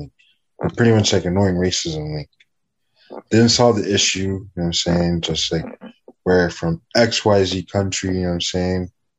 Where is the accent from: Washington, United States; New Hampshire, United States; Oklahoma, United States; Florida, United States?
Florida, United States; Miami; also born or lived in Jamaica / Kendall; so I'm half Jamaican, half Black American. I was born in Miami. You feel me? I spent a lot of my childhood though in Jamaica. You know what I'm saying? So if you hear the quote unquote Toronto accent, it's probably because you hear like Hispanic Miami